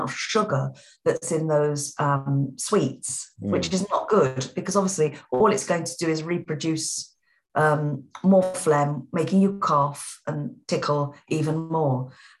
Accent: London, United Kingdom; accent: Cockney; My natural accent, as I've talked to people about it before, is Cockney London

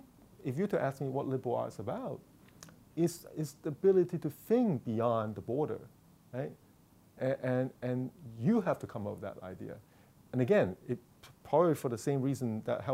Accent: Hong Kong; moved away; I grew up in Hong Kong

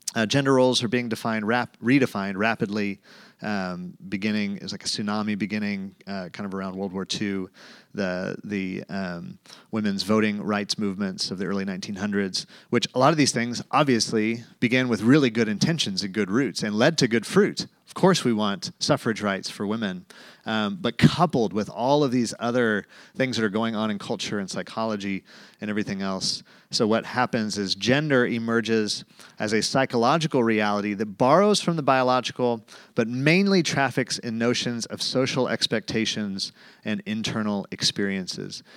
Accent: Tulsa, Oklahoma, United States; moved away; I grew up in Tulsa, Oklahoma, went to Jinx High School

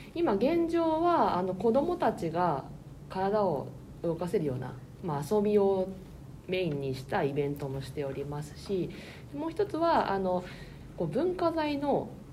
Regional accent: Niigata, Japan; moved away as an adult; now in Tokyo, Japan; こう私ずっと新潟にいたので初めて今回の仕事で上京してきたんですね

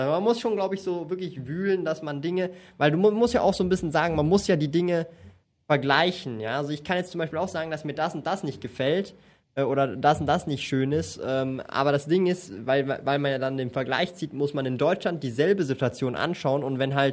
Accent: Zurich, Switzerland; ich bin aufgewachsen in Zürich und ich habe es hab's gesehen.

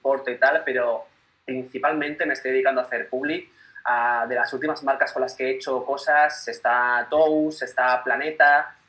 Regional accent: Málaga, Andalusia, Spain; now in Barcelona, Spain; vivo en Barcelona, aunque soy de Málaga

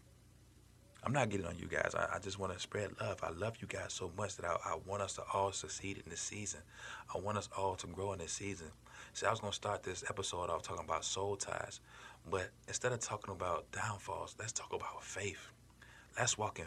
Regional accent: Chicago, Illinois, United States; I grew up in Chicago

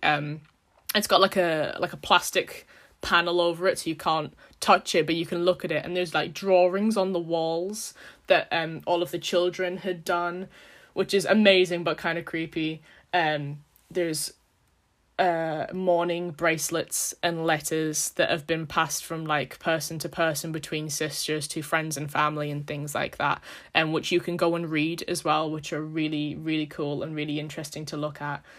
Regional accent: United Kingdom; we're British.

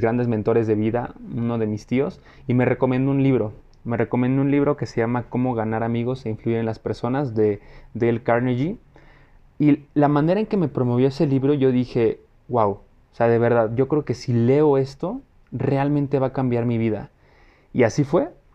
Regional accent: Mexico City, Mexico; soy mexicano, eh, vivo en la Ciudad de México, orgullosamente chilango.

